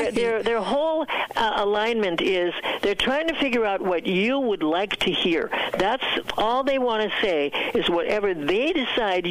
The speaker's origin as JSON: {"language": "English", "country": "United States", "also_born_or_lived": "Southeast Asia", "moved": "as an adult", "said": "I was so proud of being an American"}